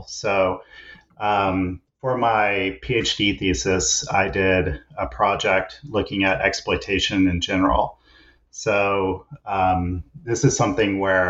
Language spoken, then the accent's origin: English; Kansas, United States; now in British Columbia, Canada; And I'm originally an American, grew up in Kansas and did all my schooling on the East Coast. But for the last 10 years or so, I've been a professor at the Simon Fraser University in British Columbia